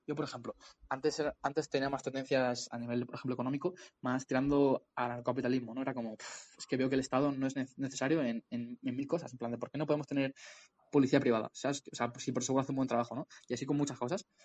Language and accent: Spanish; Community of Madrid, Spain; soy un emprendedor de la Comunidad de Madrid